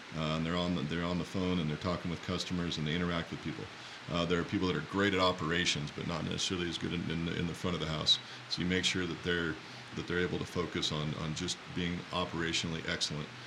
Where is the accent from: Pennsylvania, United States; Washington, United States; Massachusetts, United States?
Washington, United States; Walla Walla; I grew up in Walla Walla and then doubled back and came back home to my hometown to make wine